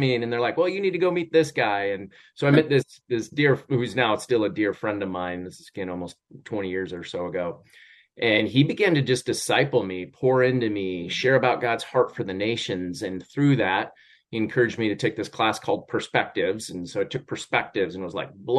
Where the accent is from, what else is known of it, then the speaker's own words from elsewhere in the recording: Montana, United States; also born or lived in Idaho; now in Arizona, United States; I was born in Idaho and raised in Montana primarily